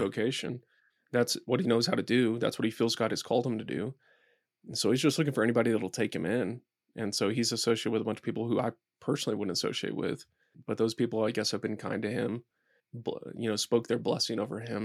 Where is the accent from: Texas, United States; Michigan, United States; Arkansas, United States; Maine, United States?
Texas, United States; Dallas; now in Boulder, United States; I grew up in Dallas, I grew up in Texas